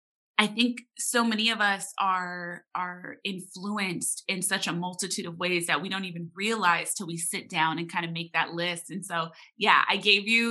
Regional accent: Los Angeles, California, United States; especially as a younger person growing up in Los Angeles

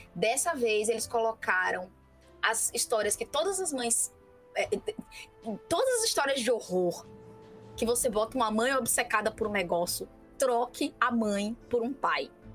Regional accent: Brazil; somos brasileiros, vivemos nesse planeta

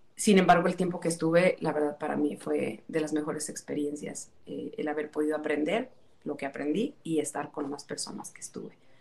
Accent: Tula de Allende, Hidalgo, Mexico; yo soy eh, originaria de Hidalgo del municipio de Tula Hidalgo

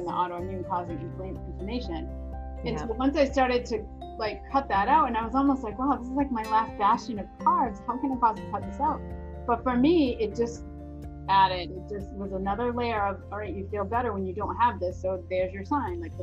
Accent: New England, United States; I grew up in New England

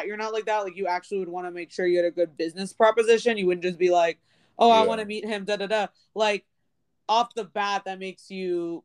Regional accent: Maryland, United States; I'm from Maryland

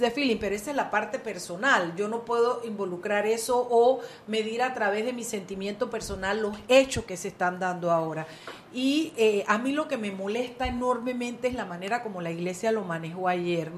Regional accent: Panama; Somos panameños

